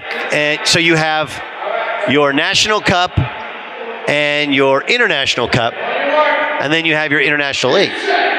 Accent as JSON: {"language": "English", "region": "California", "country": "United States", "tie": "born or raised there", "said": "You know, I grew up in Southern California in Orange County."}